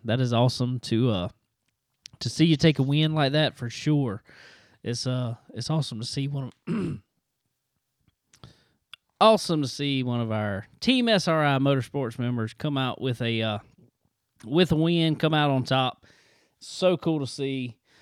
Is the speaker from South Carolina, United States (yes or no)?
yes; South Carolina, United States; my home state, down here in South Carolina.